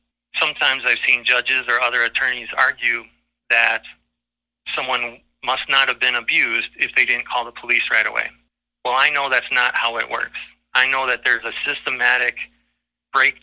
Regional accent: Waukesha, Wisconsin, United States; now in Greenwood, United States; I grew up in Waukesha

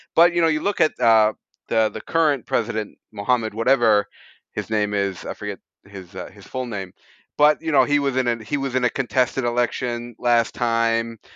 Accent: United States; moved away as an adult; now in Japan; as an American immigrant

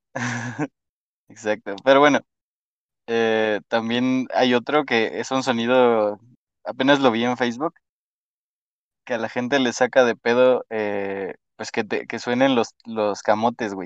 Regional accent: Mexico City, Mexico; soy chilango, bueno, soy, soy de la Ciudad de México

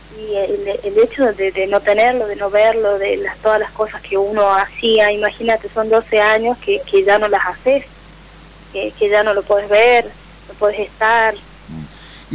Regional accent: San Fernando del Valle de Catamarca, Catamarca, Argentina; Soy de Catamarca, capital

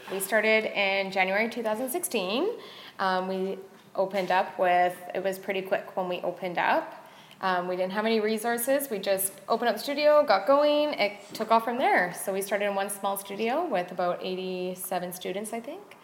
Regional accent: Squamish, British Columbia, Canada; I was born and raised in Squamish

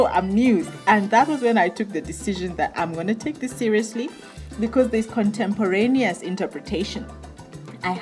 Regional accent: Kenya; moved away as an adult; now in Botswana; I'm a Kenyan lady, born in Kenya, and I moved to Botswana at the age of 18

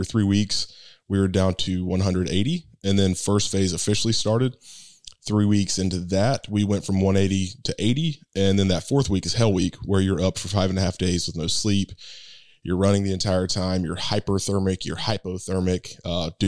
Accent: Thomasville, United States; moved away as an adult; I'm back in Thomasville, my hometown

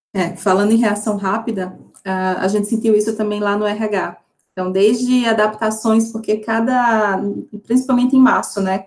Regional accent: Northeast Region, Brazil; Eu venho do Nordeste

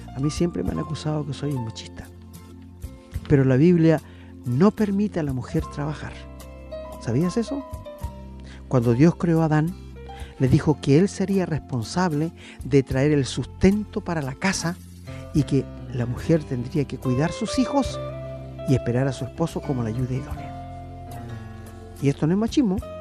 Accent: Angol, Araucanía, Chile; moved away; yo soy de Angol

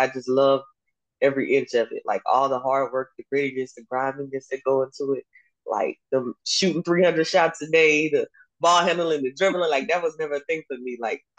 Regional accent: Tallahassee, Florida, United States; also born or lived in Oak Cliff; now in Houston, United States; I'm originally from Tallahassee, Florida, Oak Cliff, some of everywhere.

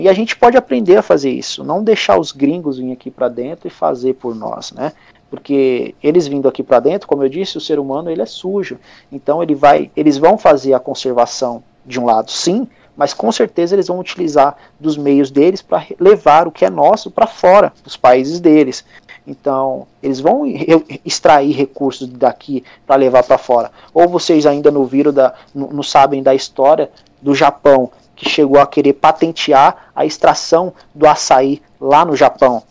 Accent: Brazil; como brasileiro

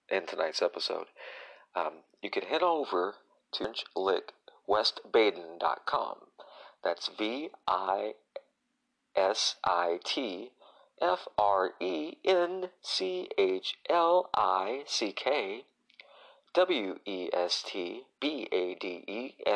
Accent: Tennessee, United States; also born or lived in Illinois, United States / Indiana, United States; I'm actually from Illinois, where I was born, but I was raised in Tennessee and Indiana.

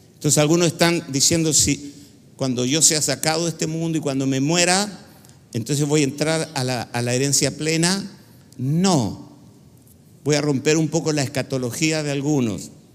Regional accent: Chile; En Chile le decimos cabezonas

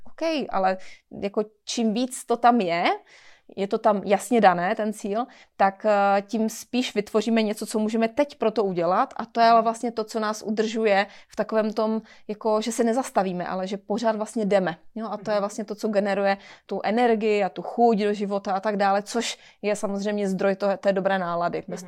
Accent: Czechia

